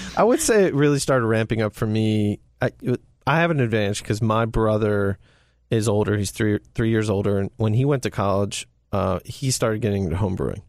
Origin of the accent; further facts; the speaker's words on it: Ellicott City, Maryland, United States; I grew up, born and raised in Ellicott City